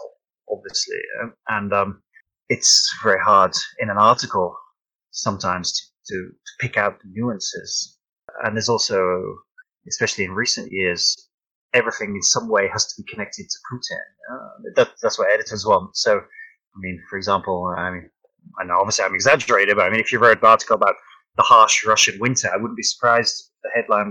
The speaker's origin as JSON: {"language": "English", "country": "United Kingdom", "said": "I'm British and I've never even been to America"}